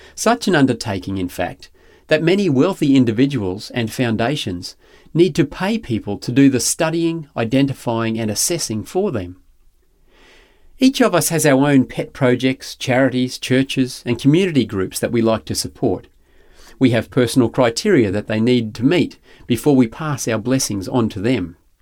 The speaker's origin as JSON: {"language": "English", "area": "Grantham", "region": "Queensland", "country": "Australia", "tie": "born or raised there", "said": "Growing up in Granchester was a barefoot, huckleberry finn sort of existence"}